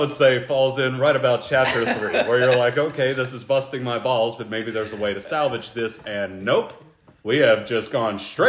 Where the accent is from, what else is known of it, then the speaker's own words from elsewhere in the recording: North Carolina, United States; We're all from North Carolina